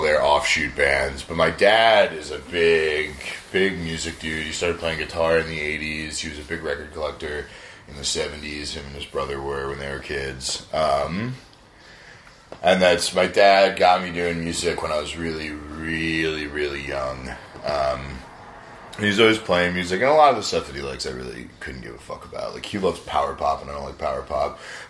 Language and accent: English; Herndon, Virginia, United States; moved away; I'm from Northern Virginia, from Herndon. Herndon, Virginia, it's about like 30, 45 minutes like southwest of D.C.